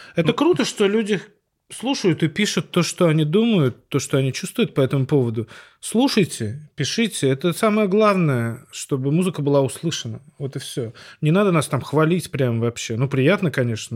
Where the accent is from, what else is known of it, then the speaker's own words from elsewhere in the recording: Saint Petersburg, Russia; я странный парень из Петербурга